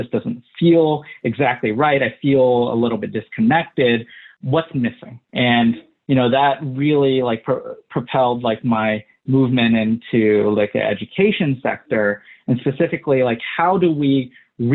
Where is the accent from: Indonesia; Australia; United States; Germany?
Indonesia; South Sumatra; born there; So I was born in South Sumatra, Indonesia, and I was adopted.